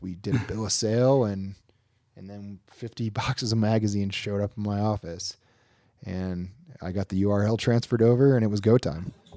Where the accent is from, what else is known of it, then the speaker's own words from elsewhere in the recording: Queensbury, New York, United States; now in North Lake Tahoe, United States; I'm from the Queensbury, Lake George area.